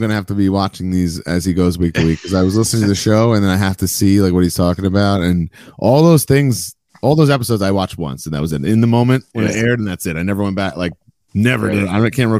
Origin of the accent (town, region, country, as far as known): New York, United States; born or raised there